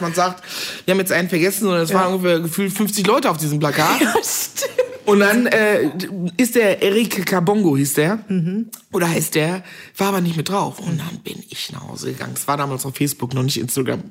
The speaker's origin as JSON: {"language": "German", "town": "Meckenheim", "region": "North Rhine-Westphalia", "country": "Germany", "tie": "born or raised there", "accent": "Kölsch", "said": "in Meckenheim, das ist so eine kleine Stadt bei Bonn, wo ich groß geworden bin"}